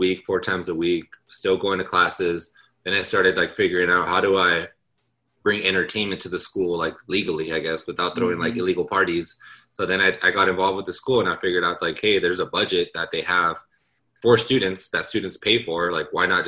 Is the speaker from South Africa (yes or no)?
no; Los Angeles, California, United States; I am born and raised in Los Angeles and all throughout Southern California